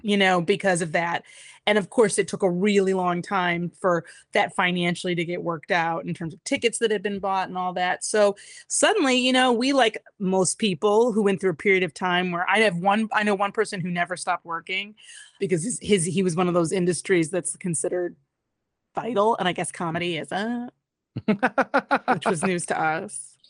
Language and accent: English; Detroit, Michigan, United States; also born or lived in Massachusetts; i uh, was born in massachusetts but i grew up in detroit